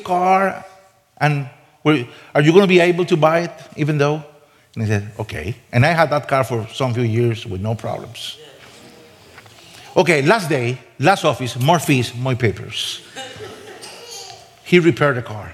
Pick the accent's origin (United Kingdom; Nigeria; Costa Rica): Costa Rica; moved away as an adult; I'm from Costa Rica. Nobody knows where my country is.